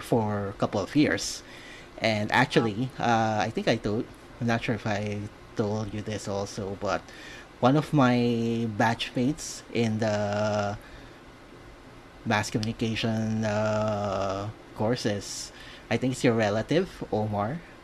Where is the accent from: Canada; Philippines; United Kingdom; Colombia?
Philippines; Manila, Metro Manila; also born or lived in Cebu; I was born and raised in Manila.